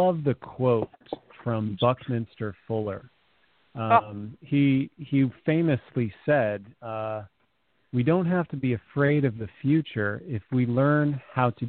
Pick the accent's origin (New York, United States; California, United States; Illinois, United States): California, United States; I grew up in California